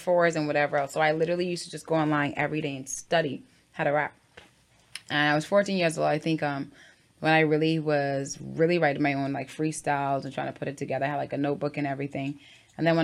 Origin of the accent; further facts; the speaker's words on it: Freeport, Grand Bahama, Bahamas; I'm from Freeport, Grand Bahama.